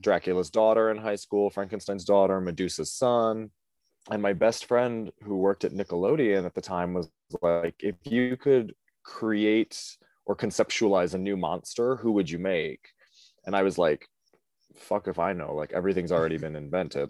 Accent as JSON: {"language": "English", "area": "Cleveland area", "region": "Ohio", "country": "United States", "tie": "born or raised there", "moved": "as an adult", "lives_now": "New York, United States", "said": "I'm from Ohio originally"}